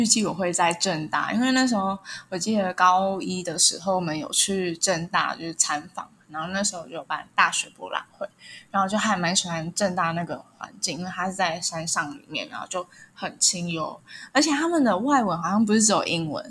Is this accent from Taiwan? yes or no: yes; Taipei, Taiwan; 然后我是来自台北，刚从张师大英语系毕业。